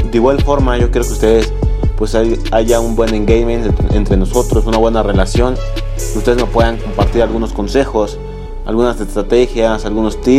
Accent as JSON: {"language": "Spanish", "country": "Mexico", "said": "soy un emprendedor mexicano, tengo 19 años"}